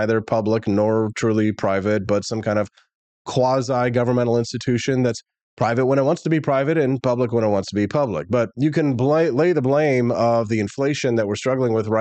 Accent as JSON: {"language": "English", "town": "Peculiar", "region": "Missouri", "country": "United States", "tie": "born or raised there", "also_born_or_lived": "Independence, Missouri / Kansas City, Missouri", "lives_now": "Jefferson City, United States", "said": "I was born in Independence, which is, you know, right next to Kansas City, and raised on a farm in a town called Peculiar, which is just south of Kansas City."}